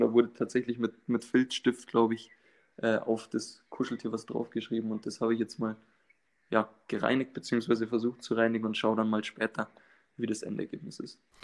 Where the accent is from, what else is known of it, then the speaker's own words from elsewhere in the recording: north of Munich, Bavaria, Germany; ich komme aus dem Norden von München